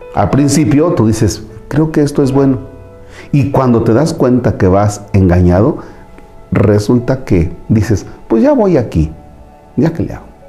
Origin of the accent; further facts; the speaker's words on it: Tomatlán, Veracruz, Mexico; moved away; en mi tierra, en Tomatlán, Veracruz